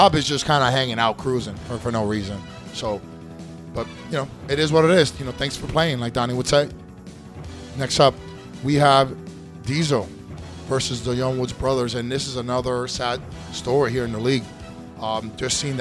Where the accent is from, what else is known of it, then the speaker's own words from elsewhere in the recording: New York, United States; also born or lived in Puerto Rico; I'm technically Puerto Rican, guys. Both of my parents are Puerto Rican. That's where I'm from. I was born in New York